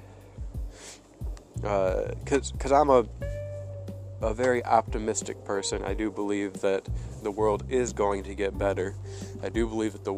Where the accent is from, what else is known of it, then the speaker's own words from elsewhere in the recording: United States; I'm an American.